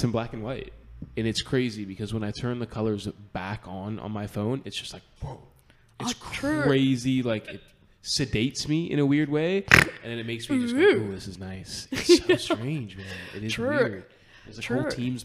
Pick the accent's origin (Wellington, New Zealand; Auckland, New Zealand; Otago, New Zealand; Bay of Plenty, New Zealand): Wellington, New Zealand; I grew up in Wellington. I went to Wellington College